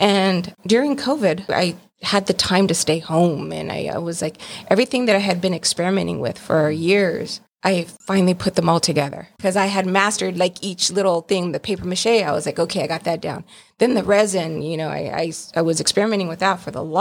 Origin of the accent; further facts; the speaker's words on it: Santa Ana, California, United States; also born or lived in Garden Grove; I'm from Orange County, actually. I grew up in Santa Ana, Garden Grove area.